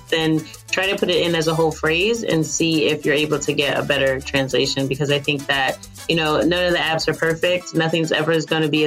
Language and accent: English; East Coast of the U.S., United States; I'm from the East Coast of the U.S.